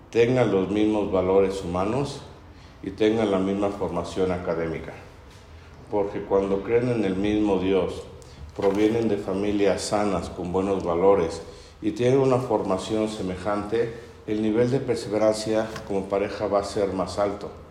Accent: Puebla, Mexico; Varios de los que estamos acá presentes somos poblanos y sabemos por nuestros papás y abuelos que socialmente somos muy elitistas.

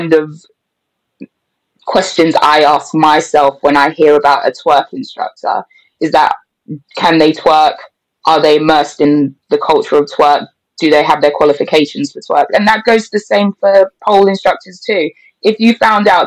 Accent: England, United Kingdom; I'm more English than a lot of people realize

